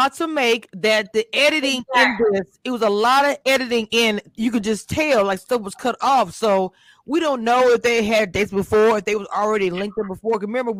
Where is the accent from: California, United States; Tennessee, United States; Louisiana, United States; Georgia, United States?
Louisiana, United States; being from Louisiana and from, you know, all of that, the South